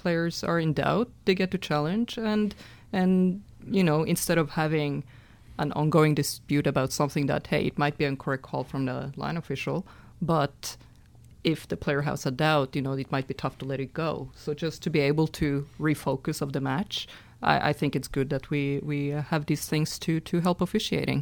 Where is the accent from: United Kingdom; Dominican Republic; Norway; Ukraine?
Norway; I'm from Norway, and it's a very small tennis nation